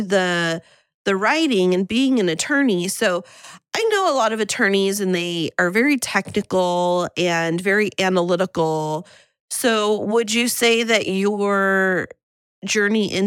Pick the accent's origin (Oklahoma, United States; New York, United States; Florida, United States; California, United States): California, United States; Central; now in San Diego, United States; I grew up in Central California in a little town like